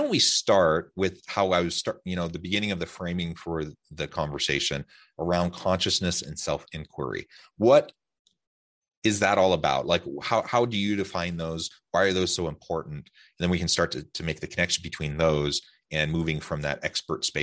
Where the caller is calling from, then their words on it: Utah, United States; I'm south of Salt Lake City in Utah.